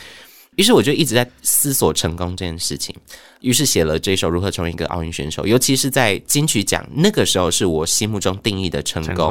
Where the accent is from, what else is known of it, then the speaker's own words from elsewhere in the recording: Tainan, Taiwan; moved away as an adult; 因为我妈妈要去厦门工作，嗯，她就想说，好，十八岁那我就放你自己去台北读大学哦。然后我台南人嘛，嗯，然后我们就在台南吃了